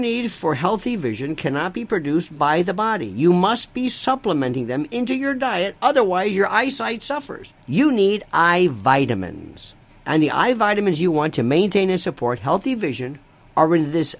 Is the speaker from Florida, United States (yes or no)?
yes; Florida, United States; growing up in Florida